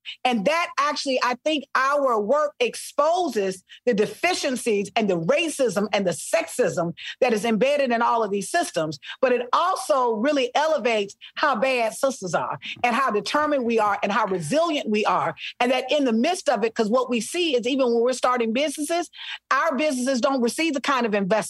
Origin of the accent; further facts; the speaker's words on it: Selma, Alabama, United States; also born or lived in Mobile; Listen, I am from Selma, Alabama. Mobile. Oh, yeah. I spent part of my life in Mobile on mm-hmm. the coast.